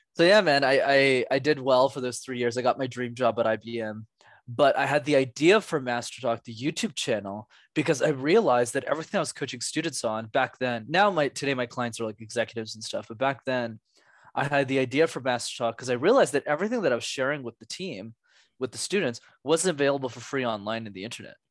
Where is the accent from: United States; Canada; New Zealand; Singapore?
Canada; Montreal, Quebec; born or raised there